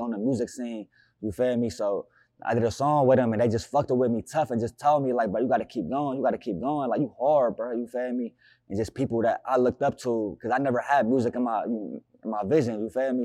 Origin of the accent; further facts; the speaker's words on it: Newark, Ohio, United States; I'm from Newark